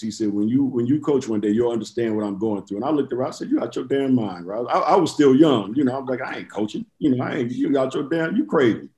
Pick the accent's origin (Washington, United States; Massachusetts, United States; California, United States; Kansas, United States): California, United States; Inglewood; I'm from Inglewood too